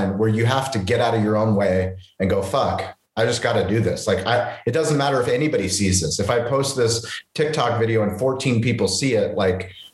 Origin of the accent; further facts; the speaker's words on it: San Diego, California, United States; I'm from San Diego